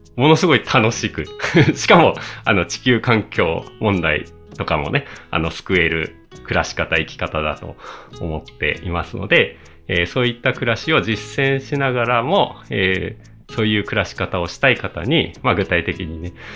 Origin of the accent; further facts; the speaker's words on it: Asahikawa, Hokkaido, Japan; moved away as an adult; also born or lived in Tokyo; 僕、あの、北海道出身、北海道のね、旭川出身なんですよね